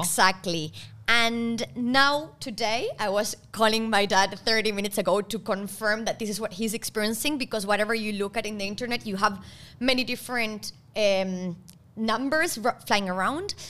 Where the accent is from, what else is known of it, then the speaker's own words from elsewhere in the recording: Argentina; moved away; I come from Argentina.